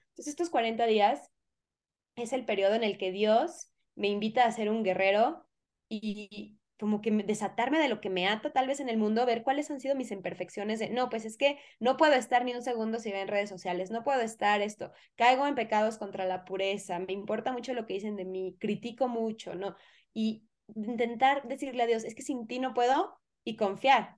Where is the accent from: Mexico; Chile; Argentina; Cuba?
Mexico; yo soy mexicana